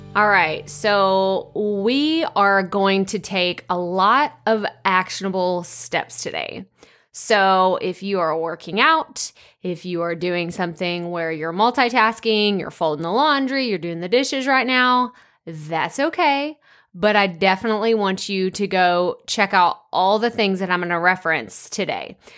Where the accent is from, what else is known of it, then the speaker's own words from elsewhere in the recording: East Texas, United States; accent: East Texas; real thick East Texas accent